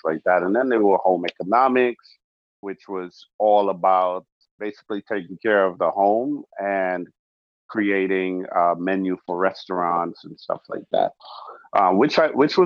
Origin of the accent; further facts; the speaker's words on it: Georgetown, Demerara-Mahaica, Guyana; moved away; I was born in South America, Georgetown, Guyana